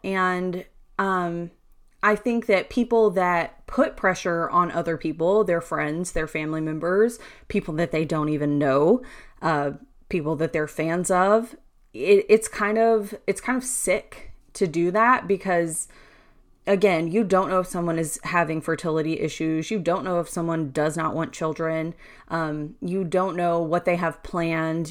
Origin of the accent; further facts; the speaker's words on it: Louisiana, United States; I'm from Louisiana